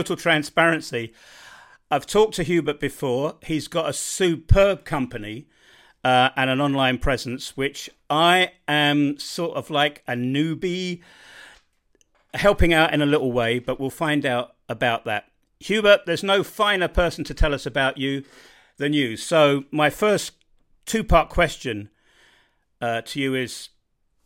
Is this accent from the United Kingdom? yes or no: yes; United Kingdom; now in Bosnia and Herzegovina; I'm not very good with languages. I suppose I'm typically British